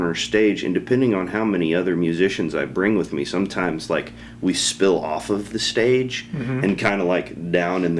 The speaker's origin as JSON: {"language": "English", "town": "Shawnee", "region": "Oklahoma", "country": "United States", "tie": "born or raised there", "moved": "yes", "lives_now": "Guthrie, United States", "said": "I was born and raised in Shawnee"}